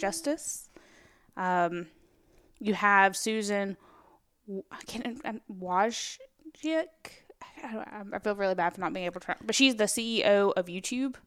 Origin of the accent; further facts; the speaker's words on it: Alabama, United States; also born or lived in Tennessee; I was in Girl Scouts in Alabama, and then we moved to Tennessee when I was in the fourth grade